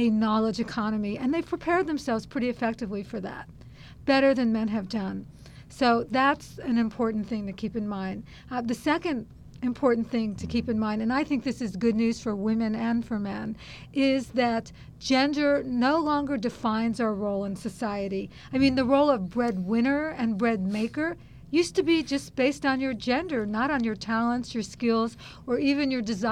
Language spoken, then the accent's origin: English; San Francisco, California, United States; San Francisco, which is my hometown